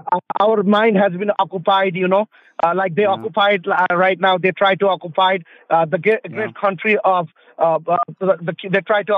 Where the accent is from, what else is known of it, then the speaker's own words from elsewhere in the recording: Nepal; now in Charlottesville, United States; My native land is Nepal